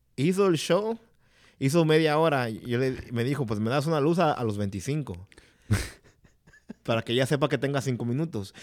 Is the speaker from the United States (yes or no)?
yes; Chicago, Illinois, United States; en la calle donde crecí yo, en la Fullerton y en la Diversi